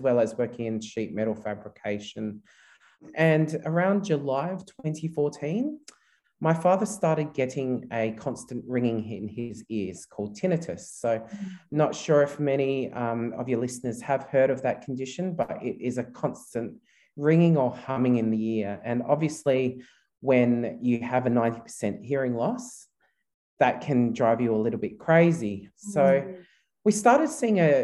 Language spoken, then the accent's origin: English; Australia; also born or lived in Philippines; My mother and father are both Filipino, and they decided to migrate to Australia back in 1984, which is quite a long time ago now. I was only 6 months at the time